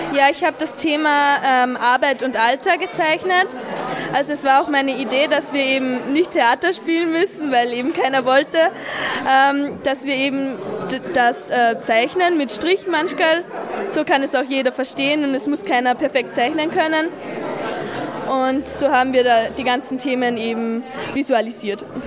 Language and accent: German; Schärding, Upper Austria, Austria; ich komme aus Oberösterreich, genau gesagt aus Scherding, gehe auch dort zur Schule